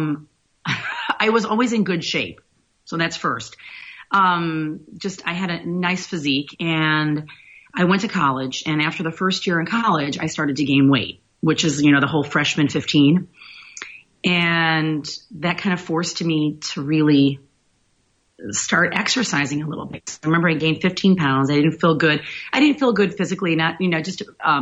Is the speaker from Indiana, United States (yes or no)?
yes; Griffith, Indiana, United States; moved away as an adult; also born or lived in Gary, Indiana / Decatur, Illinois / Chicago, Illinois; now in Boca Raton, United States; I grew up in Indiana. So I was born in Gary, Indiana, and I grew up in Griffith, Indiana